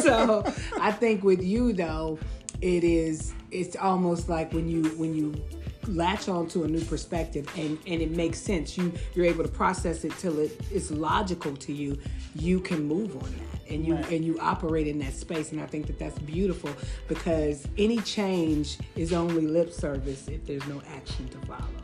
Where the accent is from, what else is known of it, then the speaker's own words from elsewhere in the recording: Chicago, Illinois, United States; I am from the south side of Chicago